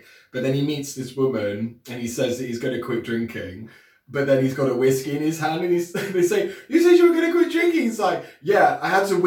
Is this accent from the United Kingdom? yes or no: yes; United Kingdom; We're British